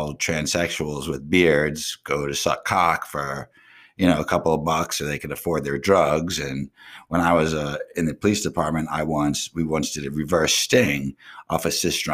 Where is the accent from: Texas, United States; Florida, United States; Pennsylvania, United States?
Florida, United States; Pompano Beach; also born or lived in Coral Springs, Florida; I'm really from Pompano Beach